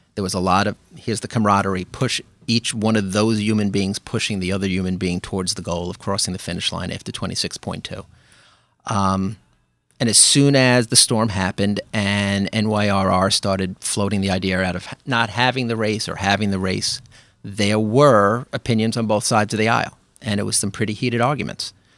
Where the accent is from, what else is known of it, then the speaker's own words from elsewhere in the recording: New York City, New York, United States; moved away as an adult; also born or lived in Park Slope; now in New Rochelle, United States; I grew up in Brooklyn. I grew up in Flatbush